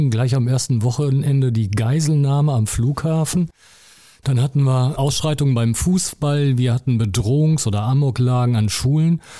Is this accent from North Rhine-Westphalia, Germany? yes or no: yes; North Rhine-Westphalia, Germany; Ich bin ja eigentlich Westfale.